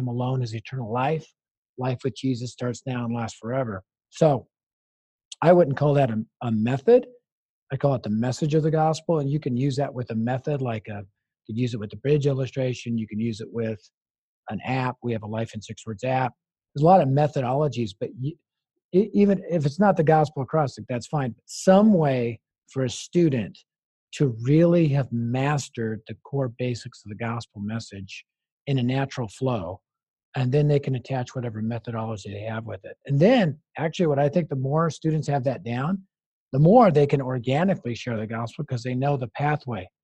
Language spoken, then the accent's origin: English; Denver, Colorado, United States; I'm from Denver.